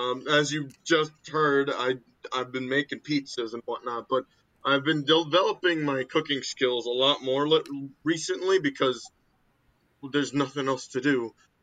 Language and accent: English; New York City, New York, United States; being New Yorker